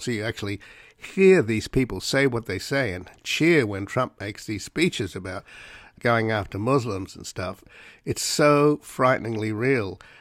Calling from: Los Angeles, California, United States; I'm calling you from Los Angeles

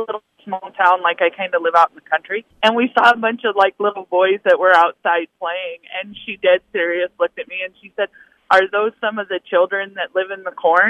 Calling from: Boone, Iowa, United States; I'm calling from Boone.

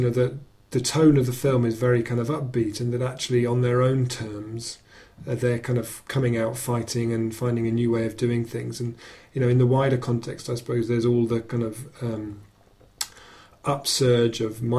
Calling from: Totnes, South West England, United Kingdom; I'm ringing from Totnes

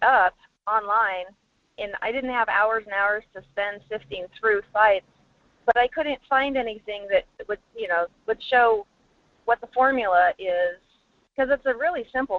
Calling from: Fairbanks, Alaska, United States; in Fairbanks.

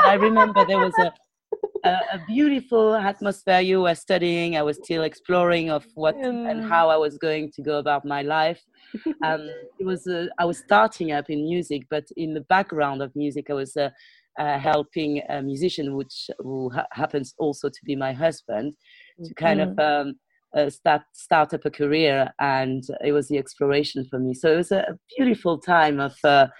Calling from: Bordeaux, Nouvelle-Aquitaine, France; Yes, I'm …, and tonight I'm podcasting from Bordeaux in south of France.

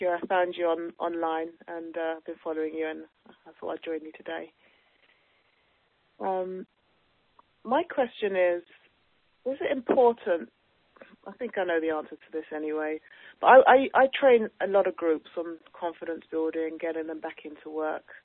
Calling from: London, United Kingdom; Oh, hi, Jackie. Hi, I'm calling from London, UK.

